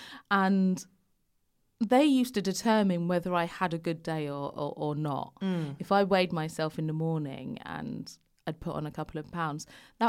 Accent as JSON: {"language": "English", "region": "London", "country": "United Kingdom", "tie": "born or raised there", "said": "I grew up in London, but it was predominantly white area then."}